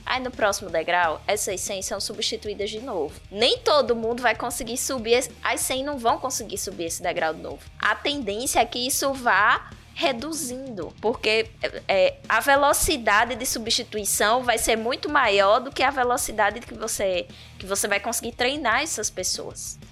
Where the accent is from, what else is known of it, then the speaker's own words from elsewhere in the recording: Bahia, Brazil; now in Palmeira dos Índios, Brazil; Sou baiana, mas não naquela região